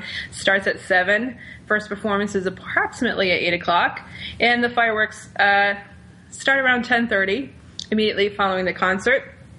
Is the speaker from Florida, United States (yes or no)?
no; Rhode Island, United States; Bristol, Rhode Island, my home state.